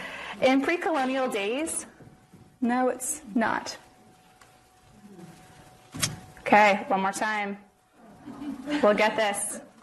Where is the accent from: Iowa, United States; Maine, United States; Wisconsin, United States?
Maine, United States; Houlton; moved away; I grew up in Holton, Maine, which is evidenced by the yellow star on the map. It's a town with a population of about 6,000 people on the border of the U.S. and Canada.